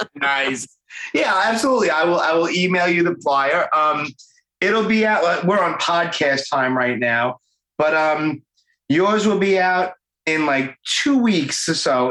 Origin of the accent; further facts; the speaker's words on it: New York City, New York, United States; accent: Brooklyn; born and raised here in Brooklyn, just like me.